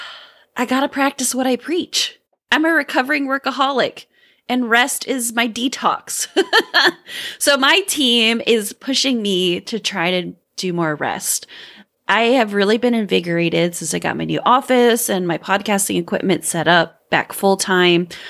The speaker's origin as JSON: {"language": "English", "region": "southern Indiana", "country": "United States", "tie": "born or raised there", "said": "I grew up in southern Indiana"}